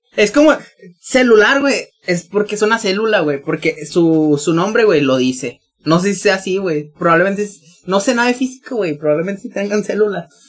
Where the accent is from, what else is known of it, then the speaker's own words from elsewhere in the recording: northern Mexico, Mexico; accent: norteño; mi acento norteño